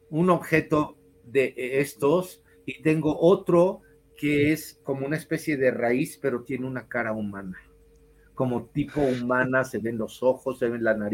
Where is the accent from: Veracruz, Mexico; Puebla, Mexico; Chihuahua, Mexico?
Chihuahua, Mexico; Ciudad Juárez; soy de Ciudad Juárez.